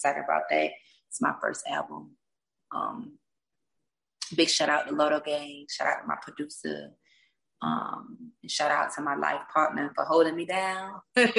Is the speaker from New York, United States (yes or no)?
no; Blakely, Georgia, United States; Blakely, Georgia.